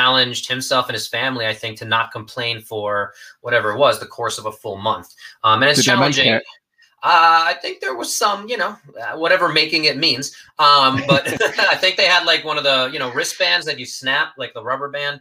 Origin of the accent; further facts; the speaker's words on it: New York, United States; I'm a New Yorker